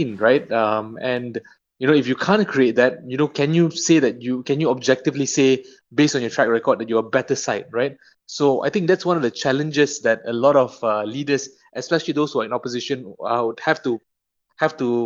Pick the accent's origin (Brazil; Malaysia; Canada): Malaysia; as a Malaysian, who's staying in the country domestically